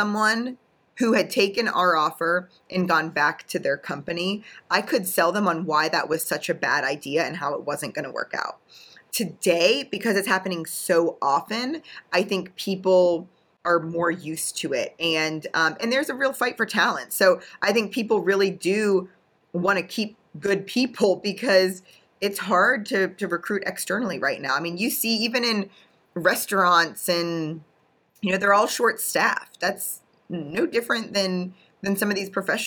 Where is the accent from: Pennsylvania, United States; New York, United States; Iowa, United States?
Pennsylvania, United States; Pittsburgh; I'm from Pittsburgh